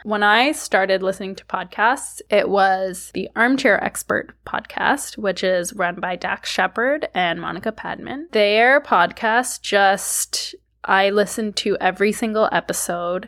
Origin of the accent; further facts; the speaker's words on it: Toronto, Ontario, Canada; I was born in Toronto. I am a Thurmell Canadian.